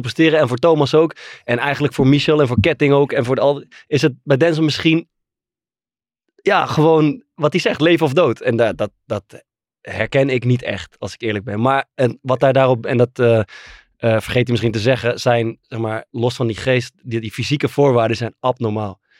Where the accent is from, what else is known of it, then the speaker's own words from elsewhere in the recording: Netherlands; ik ben natuurlijk gewoon volledig Nederlands.